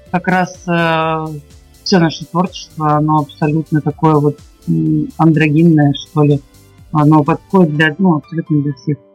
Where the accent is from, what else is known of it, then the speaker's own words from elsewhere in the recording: Saint Petersburg, Russia; мы из Питера.